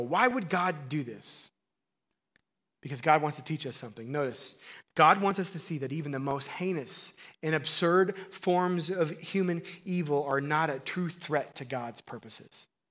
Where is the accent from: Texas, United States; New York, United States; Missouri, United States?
Missouri, United States; I grew up in Missouri